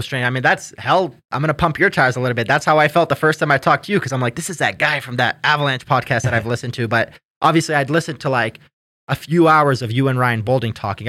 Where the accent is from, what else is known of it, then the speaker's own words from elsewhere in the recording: Canada; I'm Canadian